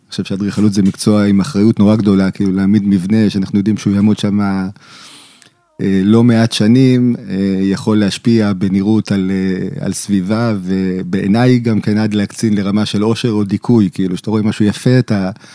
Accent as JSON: {"language": "Hebrew", "town": "Jerusalem", "region": "Jerusalem District", "country": "Israel", "tie": "born or raised there", "said": "אני יליד ירושלים, אני דור שביעי בירושלים"}